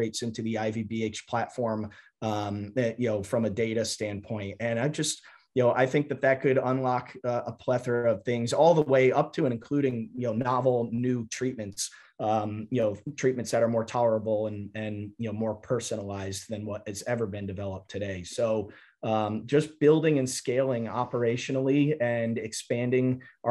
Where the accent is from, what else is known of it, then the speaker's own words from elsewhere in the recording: Fairfield, Connecticut, United States; I grew up outside of New York City in a suburb of Connecticut called Fairfield